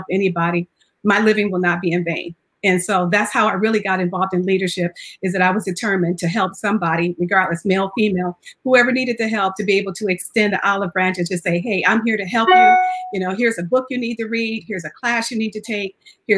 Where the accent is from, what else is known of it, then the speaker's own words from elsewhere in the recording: Jackson, Michigan, United States; also born or lived in Phoenix, Arizona; now in San Antonio, United States; I actually grew up in Jackson, Michigan